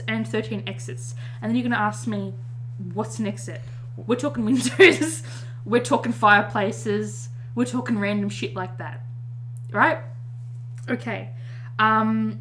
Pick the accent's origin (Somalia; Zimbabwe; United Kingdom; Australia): Australia; I'm an Australian